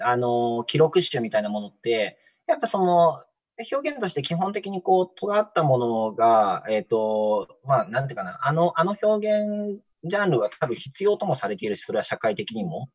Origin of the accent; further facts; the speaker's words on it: Shizuoka, Japan; moved away as an adult; also born or lived in Ibaraki; now in Matsumoto, Japan; 僕、なので静岡で生まれ育って、大学が茨城県で、うん、で、その後就職の関係で松本に来てるんで